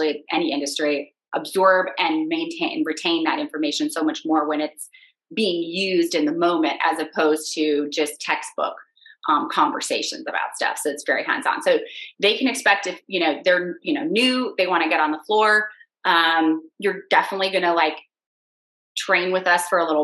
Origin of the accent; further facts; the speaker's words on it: Michigan, United States; moved away as an adult; also born or lived in Washington, District of Columbia, United States / Alexandria, Virginia; now in Virginia, United States; I was raised in Michigan on a farm